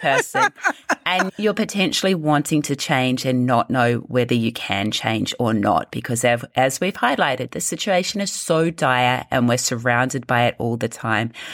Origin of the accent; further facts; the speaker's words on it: New Zealand; I grew up in New Zealand